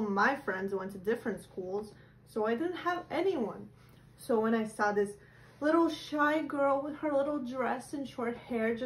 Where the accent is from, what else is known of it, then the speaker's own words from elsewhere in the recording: Liepāja, Latvia; I'm from Liepai.